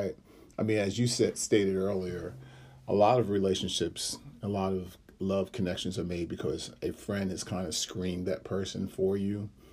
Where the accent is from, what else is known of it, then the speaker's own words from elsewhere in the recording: Ghana; I'm from Ghana, so that's on one side of the continent to the other.